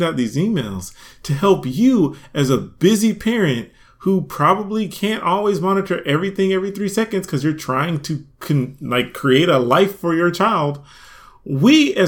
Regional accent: United States; also born or lived in Atlanta, Georgia; we're American

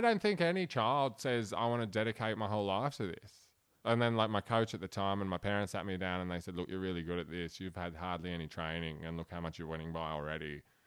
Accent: Blacktown, New South Wales, Australia; born or raised there; accent: broad Australian; also born or lived in Cologne, Germany

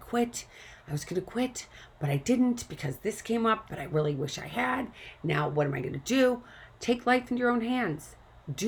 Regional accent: St. Louis, Missouri, United States; moved away; I came from St. Louis, Missouri. We grew up going to tornado drills. I had a tornado drill all the time

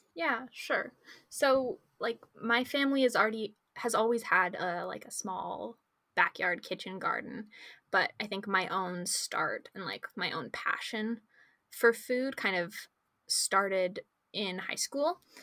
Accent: Victoria, British Columbia, Canada; also born or lived in Calgary; I'm a grade 12 student here in Victoria, and I was born in Calgary, but I moved here when I was about four years old.

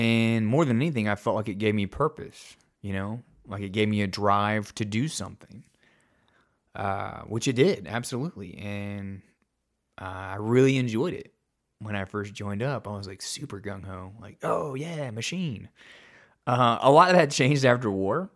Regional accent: Hot Springs, Arkansas, United States; It was in Hot Springs, so it was in my hometown

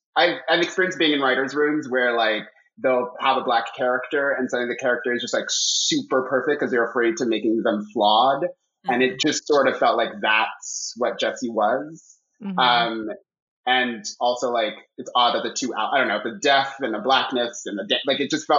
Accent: Miami, Florida, United States; I grew up in Miami

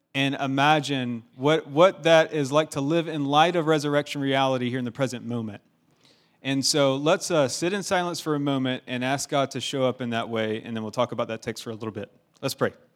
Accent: Augusta, Georgia, United States; I'm from Augusta, Georgia

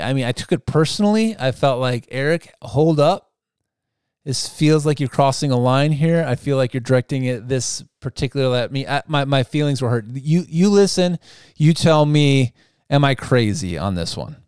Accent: United States; I like being an Amer-, American too

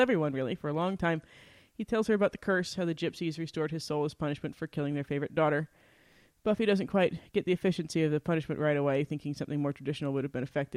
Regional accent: Utah, United States; We're from Utah

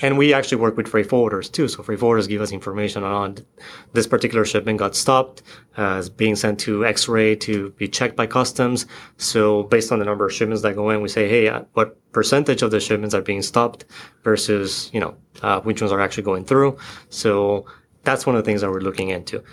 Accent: Florida, United States; moved away as an adult; now in Seattle, United States; I'm from the East Coast. I, from Florida.

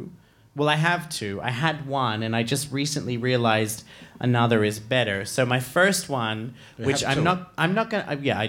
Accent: Australia; I'm Australian. Someone said really. Yes, I am. I'm Australian, and I no longer know how to do an Australian accent.

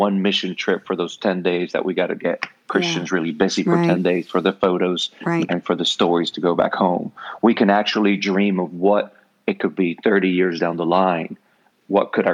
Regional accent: Puerto Rico; first language Spanish (Puerto Rican); English is a second language; I am from Puerto Rico. My first language is, it's not Spanish, it's Puerto Rican.

